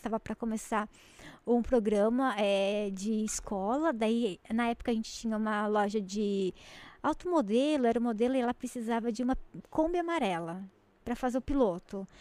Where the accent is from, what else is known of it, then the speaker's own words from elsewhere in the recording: Jundiaí, São Paulo, Brazil; a gente é de Jundiaí